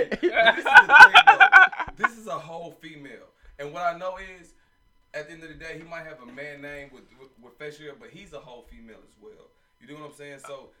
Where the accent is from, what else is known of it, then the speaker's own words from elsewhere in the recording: Houston, Texas, United States; I'm from Houston. I'm a real bitch. I'm from the South Side.